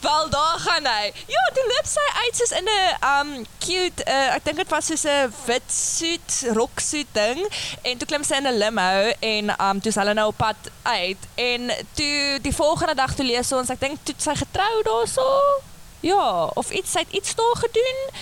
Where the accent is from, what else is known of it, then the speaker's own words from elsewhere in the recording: George, Western Cape, South Africa; moved away as an adult; now in Stellenbosch, South Africa; Ek kom van Georgia.